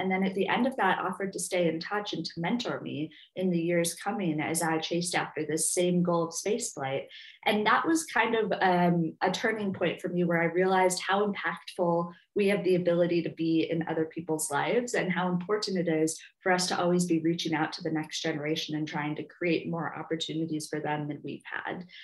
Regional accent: Minneapolis, Minnesota, United States; I grew up in the Twin Cities, so in the Midwest

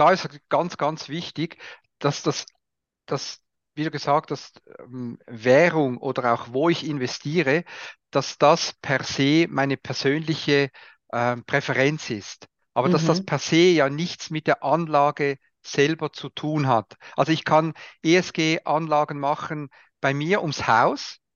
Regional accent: Switzerland; Bin, bin, halt Schweizer

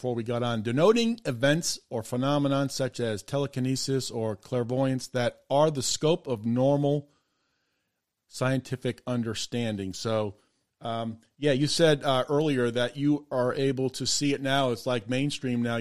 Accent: North Andover, Massachusetts, United States; I grew up in North Andover in the Merrimack Valley

